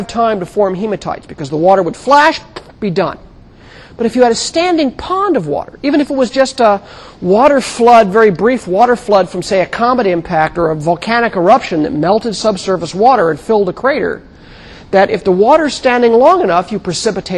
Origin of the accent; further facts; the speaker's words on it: California, United States; The deserts I grew up in California